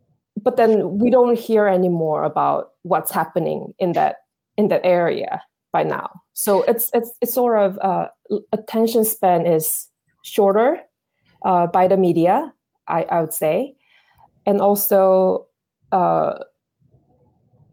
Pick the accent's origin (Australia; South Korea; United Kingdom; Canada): South Korea; moved away as an adult; also born or lived in United States; I was born and raised in South Korea with millions of people looking like me